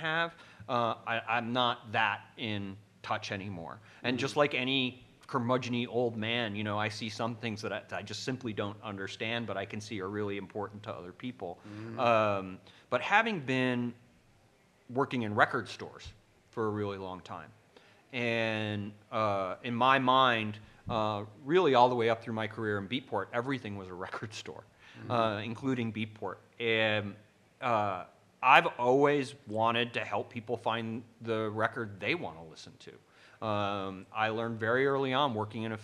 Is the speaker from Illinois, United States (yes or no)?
yes; Evanston, Illinois, United States; also born or lived in Chicago, Illinois; I'm from Evanston, Illinois